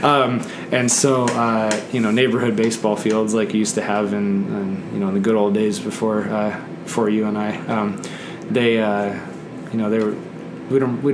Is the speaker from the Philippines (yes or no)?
no; Netherlands; moved away; I grew up in the Netherlands, which is like the most bike-friendly country in the world